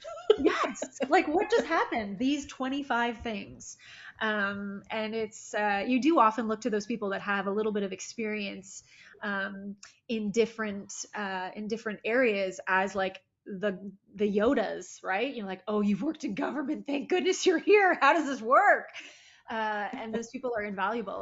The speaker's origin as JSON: {"language": "English", "town": "Toronto", "region": "Ontario", "country": "Canada", "tie": "born or raised there", "also_born_or_lived": "Barrie, Ontario", "said": "I was born in Toronto, and then when I was about 10 years old, we moved just outside of what is uh, now Barrie"}